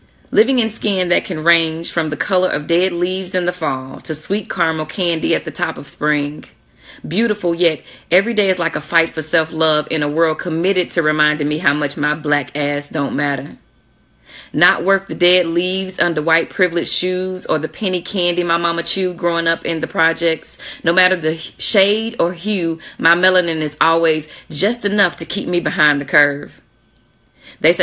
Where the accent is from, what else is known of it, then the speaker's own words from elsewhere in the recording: Jackson, Mississippi, United States; I'm from Jackson, Mississippi